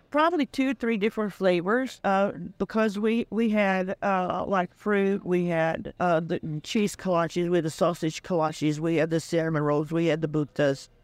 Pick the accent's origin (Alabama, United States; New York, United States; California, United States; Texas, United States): Texas, United States; West; born or raised there; English is a second language